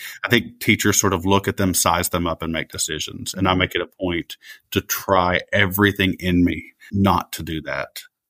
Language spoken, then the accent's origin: English; Appalachia, United States; That did not exist for me as an Appalachian.